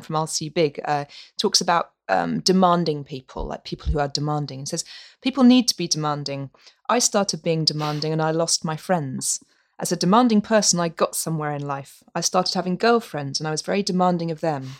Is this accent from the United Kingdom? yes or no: yes; Norwich, East of England, United Kingdom; moved away as an adult; my hometown, Norwich